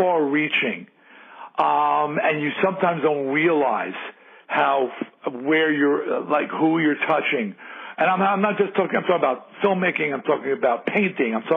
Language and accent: English; Long Island, New York, United States; I was a rube from Long Island